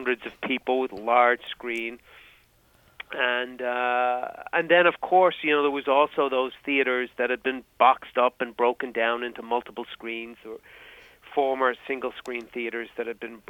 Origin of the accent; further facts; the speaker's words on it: Dublin, Leinster, Ireland; moved away as an adult; now in United States; I'm from Dublin, from Ireland. So I grew up in a small suburb of Dublin City, the metropolis of Ireland